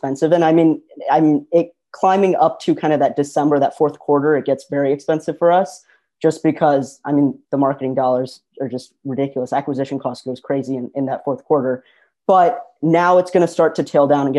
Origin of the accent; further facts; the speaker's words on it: Midwest, United States; I'm from the Midwest, we're